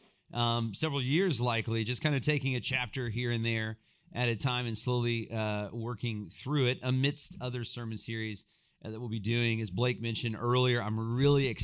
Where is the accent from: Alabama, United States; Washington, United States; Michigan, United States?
Alabama, United States; I grew up in Alabama, and again, I had a great, wonderful childhood